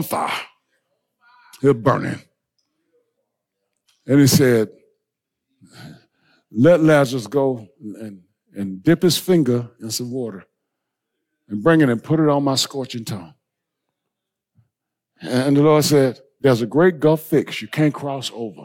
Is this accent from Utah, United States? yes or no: no; Blair, South Carolina, United States; I grew up in Blair, South Carolina.